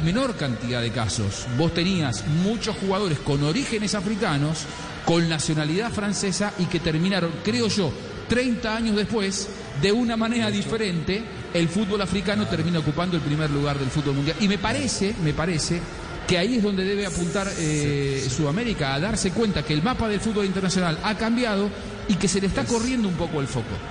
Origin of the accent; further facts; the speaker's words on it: Argentina; lo digo yo como argentino